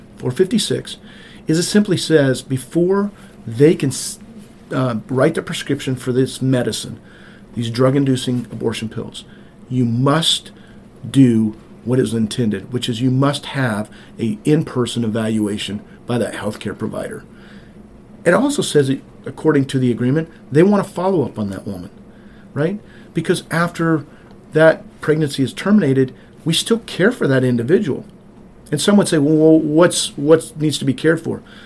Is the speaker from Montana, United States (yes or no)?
yes; Montana, United States; also born or lived in Cartersville, Georgia; now in White, Georgia, United States; I grew up on a farm in rural Montana.